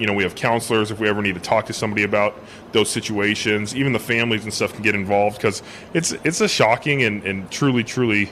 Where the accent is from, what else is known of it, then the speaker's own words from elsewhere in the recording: Long Beach, California, United States; moved away; my hometown back in Long Beach, California